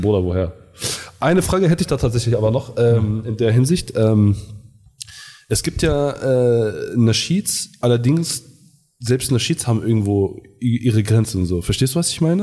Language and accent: German; Garbsen, Lower Saxony, Germany; bei uns in Hannover, in Garbsen